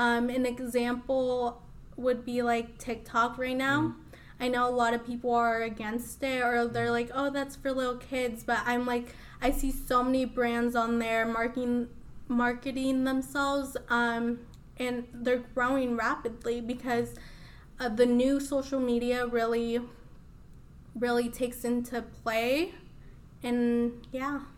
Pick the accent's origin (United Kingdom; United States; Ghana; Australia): United States; Des Moines, Iowa; English is a second language; also born or lived in Mexico City, Mexico; I was actually born in Mexico. Uh, I came here when I was three, and I grew up in Des Moines ever since